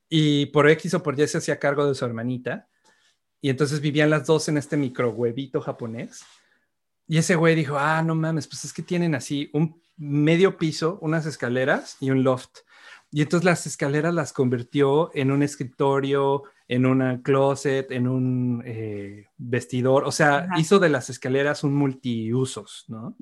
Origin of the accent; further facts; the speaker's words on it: Mexico; Uno como mexicano